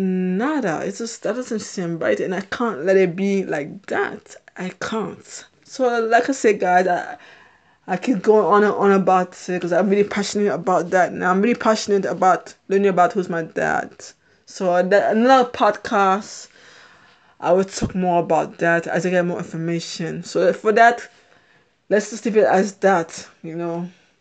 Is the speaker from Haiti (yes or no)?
yes; Haiti; born there; I'm born in a different country. I'm not American. I was born in Haiti.